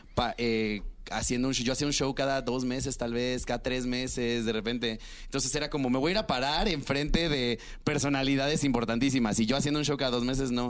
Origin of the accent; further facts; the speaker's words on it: Cancún, Quintana Roo, Mexico; yo soy de Cancún